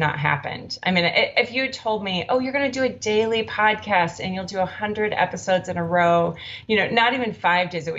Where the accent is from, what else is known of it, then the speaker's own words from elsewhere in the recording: Minneapolis, Minnesota, United States; now in Oakland, United States; I'm from Minneapolis originally, but we've been in Oakland a long time.